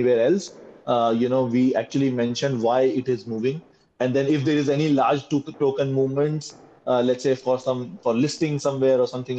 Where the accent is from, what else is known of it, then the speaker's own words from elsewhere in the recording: India; we are coming from India